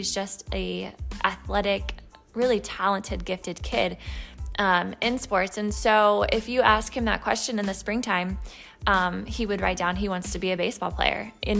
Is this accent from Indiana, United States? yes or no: yes; Indiana, United States; You know, I'm a Midwestern. That's, you know, born and raised in Indiana.